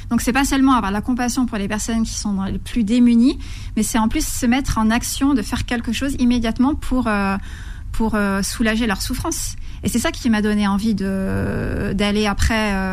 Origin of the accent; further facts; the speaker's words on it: Lhasa, Tibet, China; first language Tibetan; French is a second language; moved away; also born or lived in Darjeeling, India; Tibétain. C'est ma première langue. Ouais. Et oui.